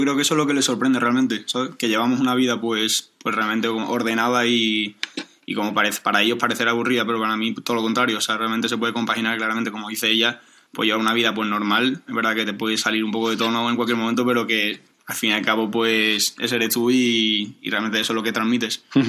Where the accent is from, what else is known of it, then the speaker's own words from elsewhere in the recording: Seville, Andalusia, Spain; also born or lived in Getxo / Bilbao; he vivido en Sevilla desde los tres años